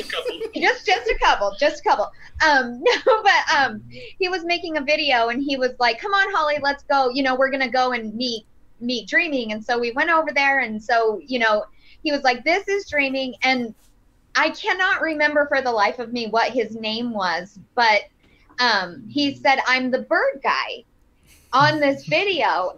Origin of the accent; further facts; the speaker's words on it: Flagstaff, Arizona, United States; I grew up in Flagstaff